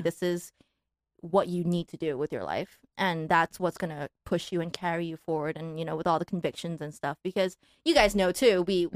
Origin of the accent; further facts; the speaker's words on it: Malaysia; moved away as an adult; also born or lived in Taiwan / New York, United States; now in Los Angeles, United States; grew up in Malaysia